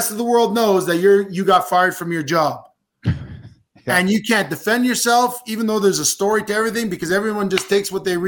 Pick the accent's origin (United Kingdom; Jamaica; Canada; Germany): Canada; as a Canadian